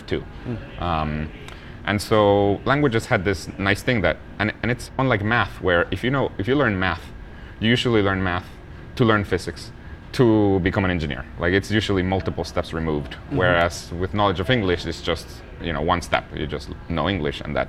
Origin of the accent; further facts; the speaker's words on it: Guatemala; where I'm from. I was born in Guatemala.